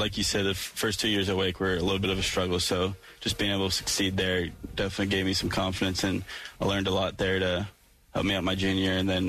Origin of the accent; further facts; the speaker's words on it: Massachusetts, United States; growing up in Massachusetts